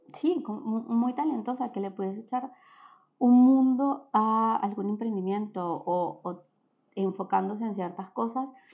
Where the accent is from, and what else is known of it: Venezuela; born or raised there; moved away